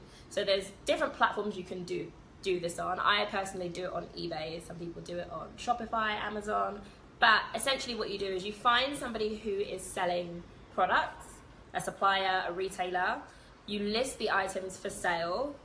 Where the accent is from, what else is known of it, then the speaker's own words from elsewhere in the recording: London, United Kingdom; moved away as an adult; I am from London